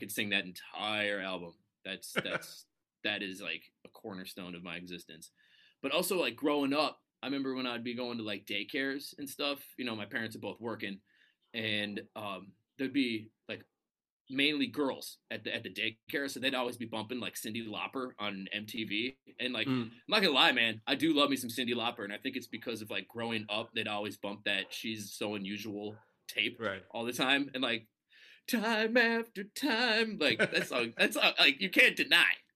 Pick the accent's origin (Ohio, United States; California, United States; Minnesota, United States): Minnesota, United States; Minneapolis; moved away as an adult; also born or lived in Qatar; now in Singapore; growing up in Minnesota, you got snow